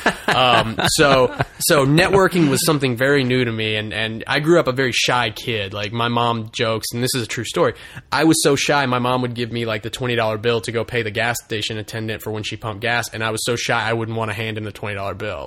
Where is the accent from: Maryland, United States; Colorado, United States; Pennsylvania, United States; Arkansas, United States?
Arkansas, United States; Russellville; moved away as an adult; now in Los Angeles, United States; my hometown of Russellville, Arkansas